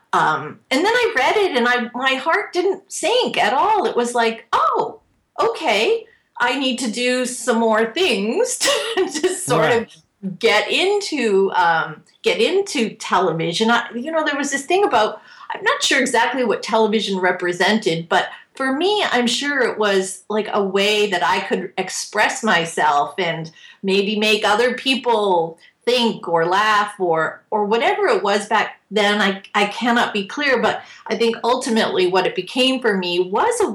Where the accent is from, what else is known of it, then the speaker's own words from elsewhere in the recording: just outside of Toronto, Ontario, Canada; moved away as an adult; now in New England, United States; I grew up just outside of Toronto. And I'm from Canada. We moved to the States. I'm from New England right now.